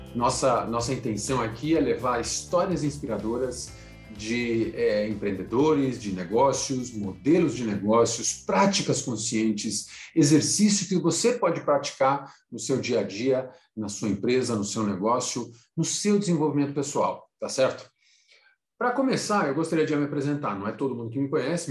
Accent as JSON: {"language": "Portuguese", "country": "Brazil", "said": "saí do Brasil para trabalhar em consultoria, fiquei 10 anos, viajei em muitos países, três continentes, 10 anos de consultoria. Aí, quando eu voltei para o Brasil"}